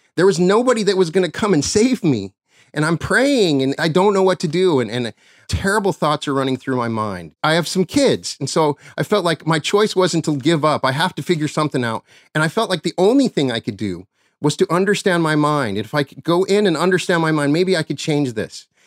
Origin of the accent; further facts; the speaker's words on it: Cheyenne, Wyoming, United States; my hometown of Cheyenne, Wyoming